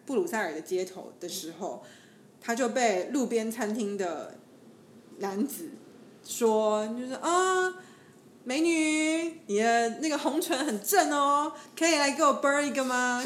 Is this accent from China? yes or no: no; Taiwan; 我是台湾人